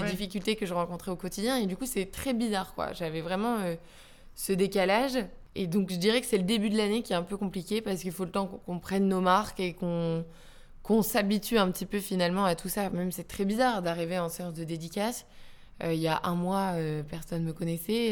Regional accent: Calais, Hauts-de-France, France; je viens de Calais et j'ai vécu toutes ces usines qui fermaient

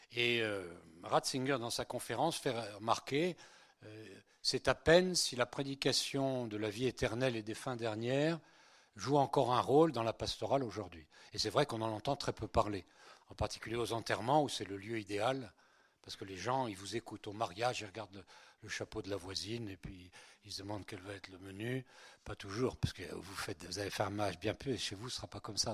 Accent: Breton, Brittany, France; French is a second language; also born or lived in Spain; Je suis, né, en Espagne et je suis breton

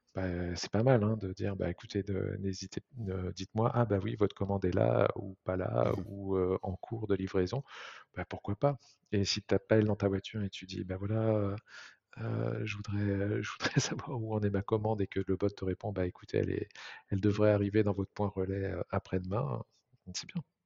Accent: Nantes, Pays de la Loire, France; on est originaire de Nantes

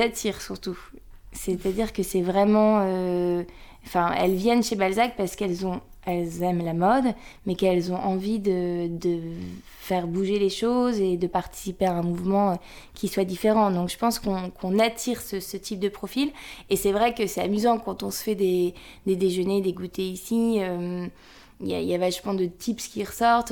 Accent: the North, Hauts-de-France, France; on vient du Nord

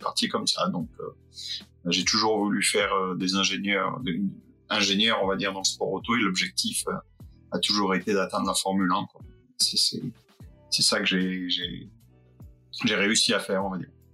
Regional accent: Fréjus, Provence-Alpes-Côte d'Azur, France; je viens du sud de la France, euh, pas loin de, Monaco, je viens de Fréjus

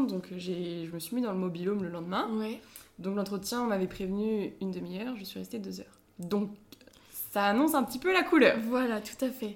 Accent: Cornouaille, Brittany, France; je suis de Cornouailles

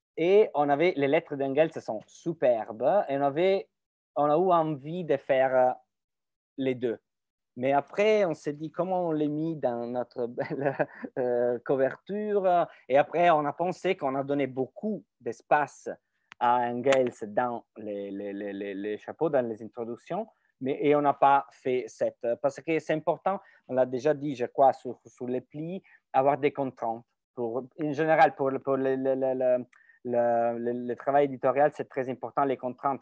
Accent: Italy; French is a second language; en tant qu'Italien

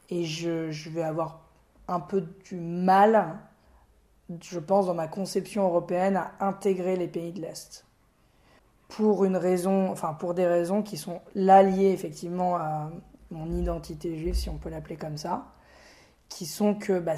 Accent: France; je me présente pas en disant bonjour … euh, je suis français européen juif.

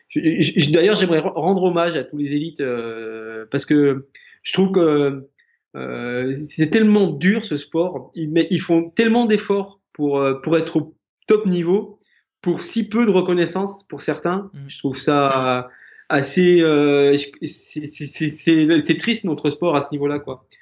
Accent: Haute-Savoie, Auvergne-Rhône-Alpes, France; je suis originaire de Haute-Savoie

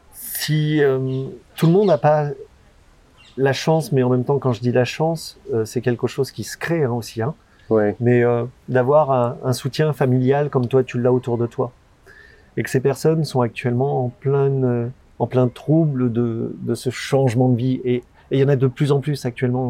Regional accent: France; en tant que Français, on n'a pas cette culture-là

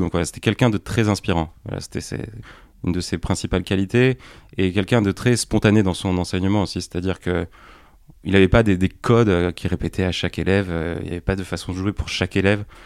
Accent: Pertuis, Provence-Alpes-Côte d'Azur, France; moved away; also born or lived in Paris; je suis originaire de, la région d'Aix-en-Provence, de Pertuis exactement.

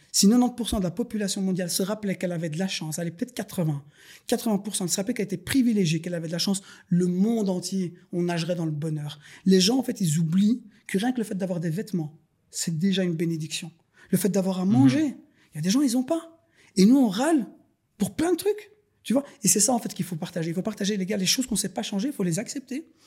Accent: Schaerbeek, Brussels-Capital Region, Belgium; je suis né à Bruxelles. Euh, je suis scarbécois de naissance. J'ai grandi dans les écoles populaires

